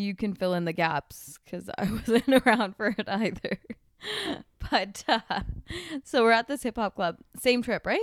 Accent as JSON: {"language": "English", "country": "Canada", "said": "we're here from Canada"}